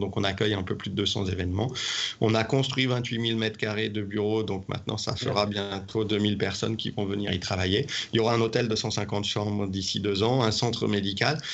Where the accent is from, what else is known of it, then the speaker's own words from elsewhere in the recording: Saint-Étienne, Auvergne-Rhône-Alpes, France; moved away as an adult; also born or lived in Haute-Savoie / Nice; now in Lyon, France; j'ai grandi à Saint-Étienne.